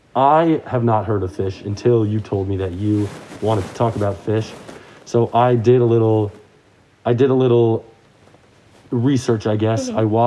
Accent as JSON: {"language": "English", "region": "New York", "country": "United States", "said": "as a New Yorker"}